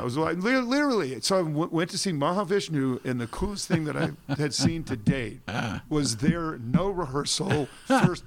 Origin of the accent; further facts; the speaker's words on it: Portland, United States; I'm from Portland